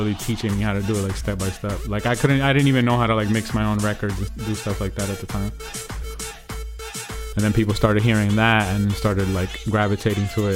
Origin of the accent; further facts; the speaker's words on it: New Jersey, United States; also born or lived in Brazil / Bronx, New York; I came to America when I was like 4 or 5 years old, and my family originally moved to like the Bronx. Then we moved to Jersey